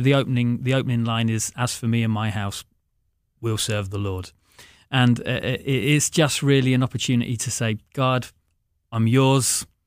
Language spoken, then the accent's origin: English; England, United Kingdom; now in Scotland; Because I am English. {S0} Oh, right. {S1} And I made a decision when I first moved to Scotland that I was not going to wear a kilt.